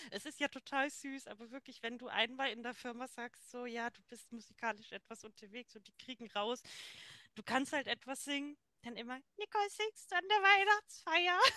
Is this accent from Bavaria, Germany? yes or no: yes; Franconia, Bavaria, Germany; bei uns in Franken